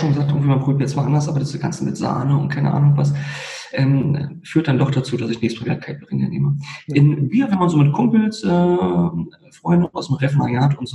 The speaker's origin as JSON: {"language": "German", "region": "Berlin", "country": "Germany", "tie": "born or raised there", "said": "aufgewachsen, geboren in Berlin, aufgewachsen in Berlin ähm, und letztendlich auch ähm, nie lange weg gewesen"}